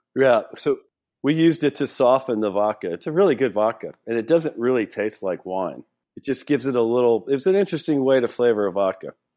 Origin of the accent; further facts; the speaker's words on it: Louisiana, United States; I grew up in Louisiana.